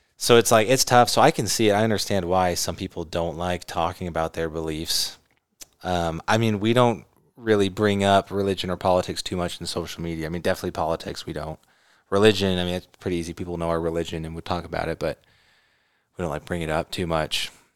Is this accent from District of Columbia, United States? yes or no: no; California, United States; I grew up in California